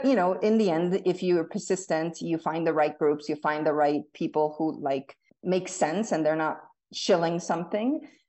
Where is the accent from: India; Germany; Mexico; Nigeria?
Mexico; also born or lived in Bolivia / Colombia; now in United States; So I was born in the U.S., half Mexican, half American. I lived in the U.S. until I was five. And then I grew up in South America, Mexico, Bolivia, Colombia, and came back to the U.S. for college.